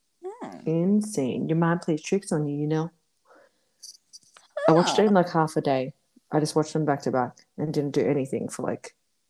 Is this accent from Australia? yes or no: yes; Australia; I'm from Australia.